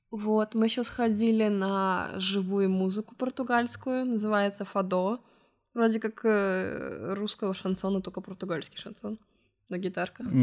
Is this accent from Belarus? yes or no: no; Estonia; moved away as an adult; now in Lisbon, Portugal; из Эстонии.